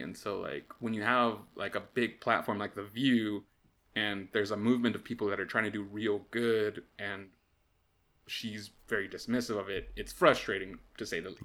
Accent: United States; as an American

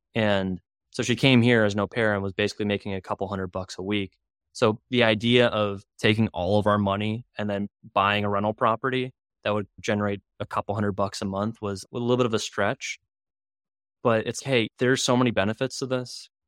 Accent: Chicago, Illinois, United States; growing up in Chicago, you couldn't get anything

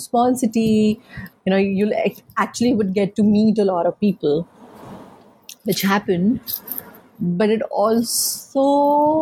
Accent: Jammu, Jammu and Kashmir, India; moved away; coming from a chota city, I'm from Jammu

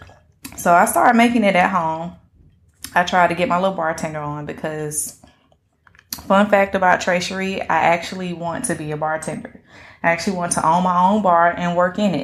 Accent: Atlanta, Georgia, United States; I'm actually from Vine City

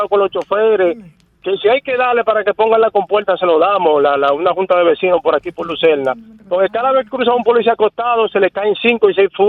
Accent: Tamayo, Bahoruco, Dominican Republic; now in Puñal, Dominican Republic; Aunque vivo en Puñal, yo soy de Tamayo.

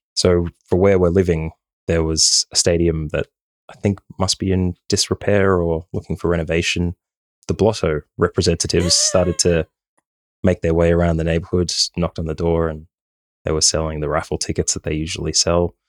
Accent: Australia; moved away as an adult; now in Ireland; I am from Australia, born and bred, even though the accent may not give it away

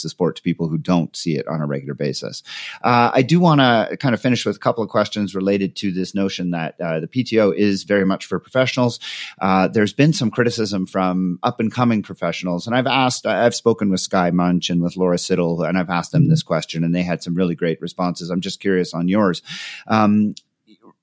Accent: Canada; moved away; being originally Canadian

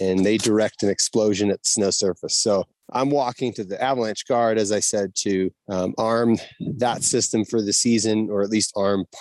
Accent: Saugus, Massachusetts, United States; moved away as an adult; now in Jackson, United States; I grew up in Saugus, Massachusetts, which is like 20 minutes north of Boston.

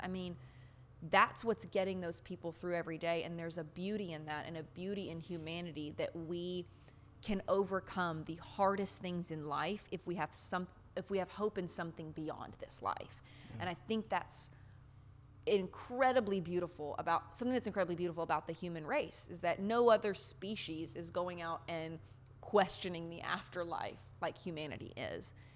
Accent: the South, United States; I grew up in the South

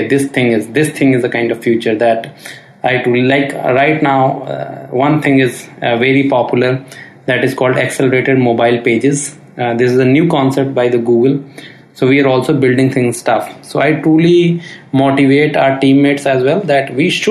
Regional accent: India; we as Indian

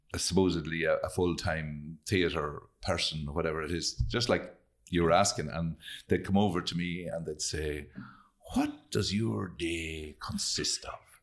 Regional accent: Carrigallen, Connacht, Ireland; We grew up on a, a small farm, didn't have a whole lot of money, lived out in, in, uh, I live in a place between Kerrigallon and Newtown Gore

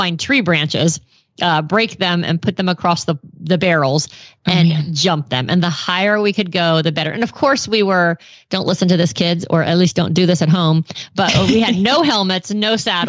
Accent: Tampa, Florida, United States; moved away; Well, my friend Brenda and I, we grew up in Tampa, Florida

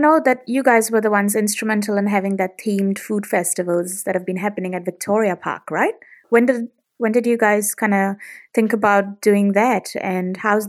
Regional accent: India; at my wedding, I had 800 people because I'm Indian.

